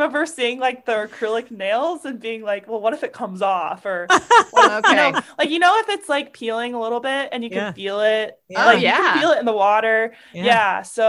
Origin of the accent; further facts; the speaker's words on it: Alabama, United States; Football. I'm from Alabama. Come on.